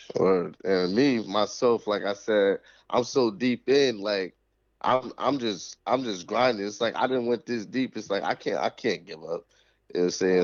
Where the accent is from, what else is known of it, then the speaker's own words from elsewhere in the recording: Springfield, Massachusetts, United States; this where we born and raised